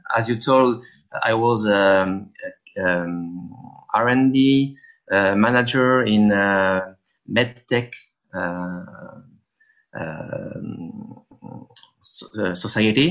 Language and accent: English; France; accent: French; English is a second language; with my French accent